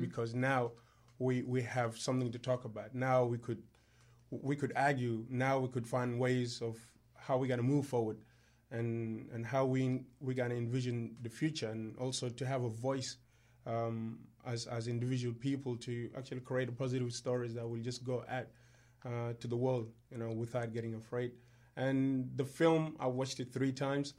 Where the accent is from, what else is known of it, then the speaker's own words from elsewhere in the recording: South Sudan; now in Australia; I'm from South Sudan